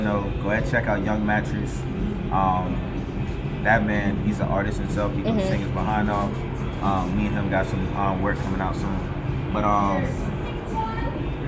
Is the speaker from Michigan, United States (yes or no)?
no; Charleston, South Carolina, United States; So Charleston, South Carolina. Me and my peoples, we moved around a lot in mm-hmm. Charleston